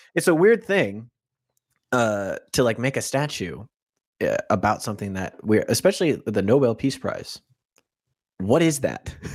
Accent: Florida, United States; I'm from Florida

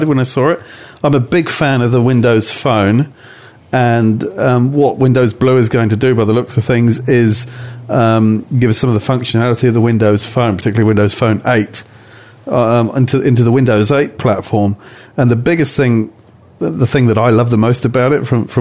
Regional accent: Waikato, New Zealand; we're from the Waikato, where everything is bigger and better

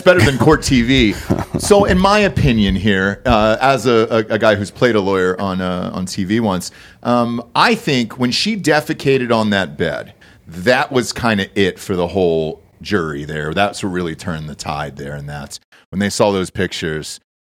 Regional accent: Georgia, United States; I'm from Georgia, dude.

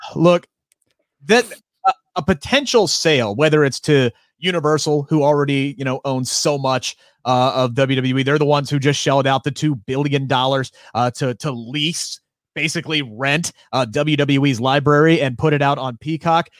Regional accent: Cincinnati, Ohio, United States; I'm from Cincinnati

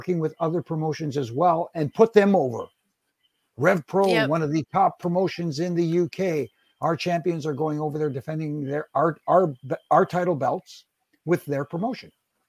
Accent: Canada; And I'm Canadian.

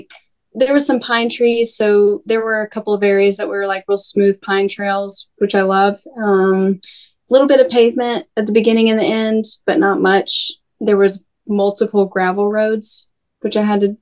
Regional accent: near Dalton, Georgia, United States; moved away; Dalton was actually, a town that I grew up nearby. Like, it's like an hour away from my hometown

